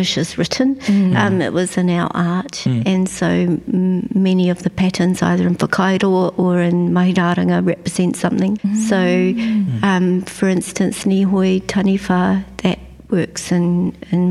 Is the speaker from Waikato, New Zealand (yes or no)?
no; Wairoa, Hawke's Bay, New Zealand; now in Rotorua, New Zealand; I'm originally from Wairoa. It's where all my bones are, but I've lived in Rotorua since 1997